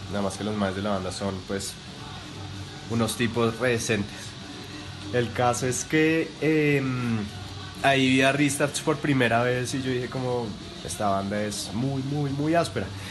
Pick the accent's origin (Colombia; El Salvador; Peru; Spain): Colombia; yo soy colombiano.